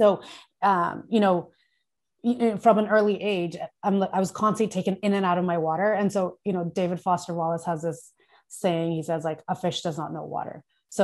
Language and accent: English; Thailand; I grew up in Thailand. Like we take off our shoes before we go into the house.